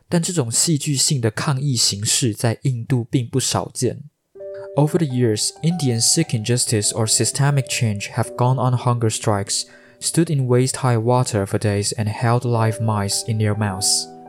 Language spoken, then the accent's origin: Chinese; Taiwan; 像我们台湾人渐渐有办法去接受同性婚姻这件事情